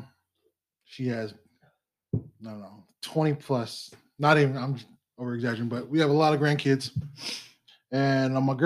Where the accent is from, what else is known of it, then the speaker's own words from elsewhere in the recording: Oregon, United States; also born or lived in Alaska; I was born in Alaska, raised in Oregon